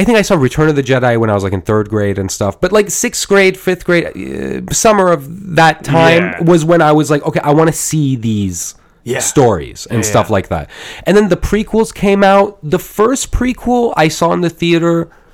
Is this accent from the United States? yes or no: yes; United States; I grew up in America